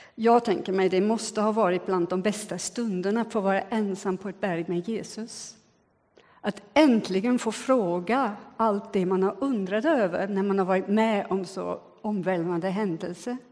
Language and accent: Swedish; Switzerland; now in Sweden; jag är både född och uppvuxen i Schweiz